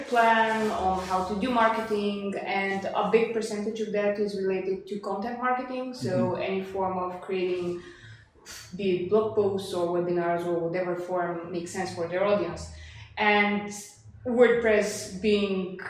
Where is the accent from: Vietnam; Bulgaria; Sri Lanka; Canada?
Bulgaria; Sofia, Sofia City; English is a second language; also born or lived in Leeds / Leeuwarden; From Bulgaria. I'm originally from Sofia. I lived there most of my life